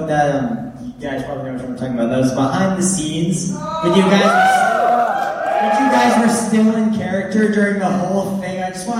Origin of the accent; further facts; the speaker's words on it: Las Vegas, Nevada, United States; I'm from Las Vegas. No, I do not live in a casino.